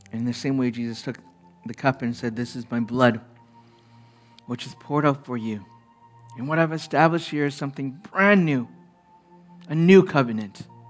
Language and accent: English; Canada; as a young man, being Chinese Canadian in an all-white culture